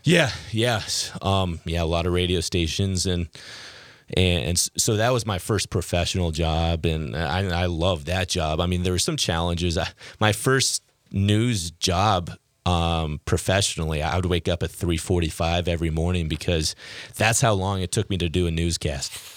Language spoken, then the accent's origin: English; Key Center, Washington, United States; moved away as an adult; also born or lived in Moorhead, Minnesota / Fargo, North Dakota; I'm from a town of 90 people called Key Center, Washington. It's an hour's uh, south of Seattle